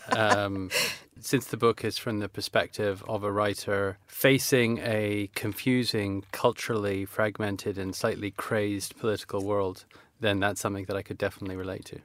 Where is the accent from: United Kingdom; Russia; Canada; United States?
Canada; Vancouver, British Columbia; also born or lived in Toronto; when I was growing up in Vancouver